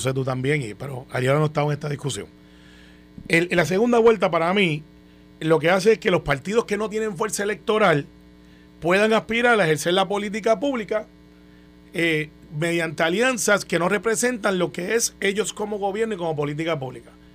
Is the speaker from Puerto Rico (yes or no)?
yes; Guaynabo, Puerto Rico; Yo soy de Guainabo